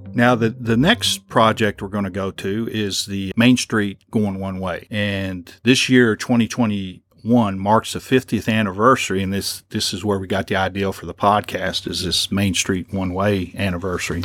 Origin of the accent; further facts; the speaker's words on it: Lexington, Kentucky, United States; I'm from Lexington and I've driven many a mile on New Circle Road